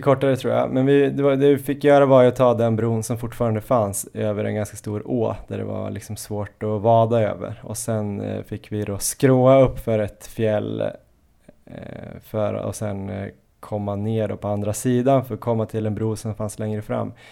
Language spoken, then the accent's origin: Swedish; Jämtland, Sweden; now in Stockholm, Sweden; vi är ju alla från Jämtland